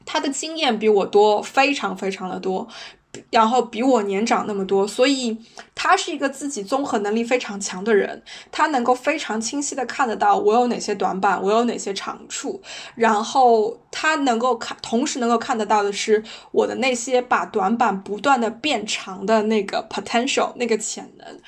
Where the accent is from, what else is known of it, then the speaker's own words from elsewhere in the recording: China; moved away as an adult; 我是一个黑头发、黄皮肤、黑眼睛的中国女生，我的英语不是那么的流利，因为它不是我的母语